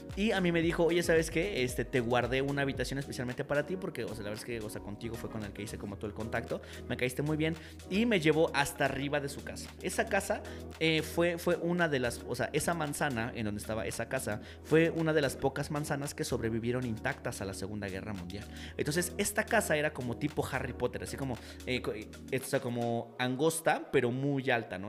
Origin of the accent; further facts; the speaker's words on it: Mexico; nosotros venimos de México